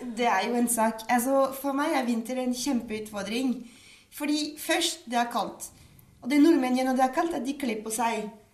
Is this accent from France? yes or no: yes; Paris, Île-de-France, France; Norwegian is a second language; moved away as an adult; now in Norway; Jeg vokste opp i Paris.